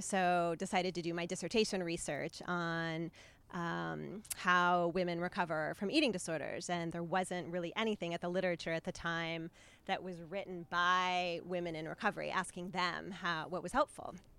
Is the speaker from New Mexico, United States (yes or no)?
yes; New Mexico, United States; I grew up in New Mexico